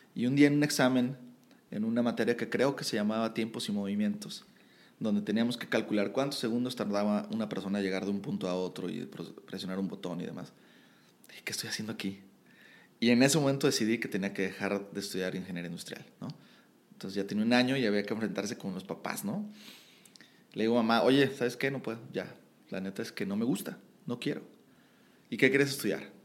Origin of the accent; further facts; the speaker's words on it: Ciudad Guzmán, Jalisco, Mexico; yo nací en un lugar cerca de Guadalajara que se llama Ciudad Guzmán